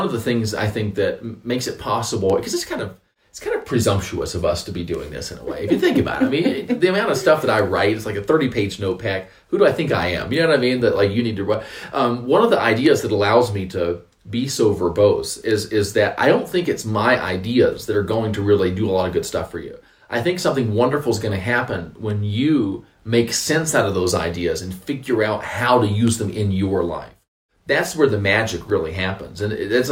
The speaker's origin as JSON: {"language": "English", "region": "North Carolina", "country": "United States", "said": "I'm from North Carolina, which is, I guess, it's the South"}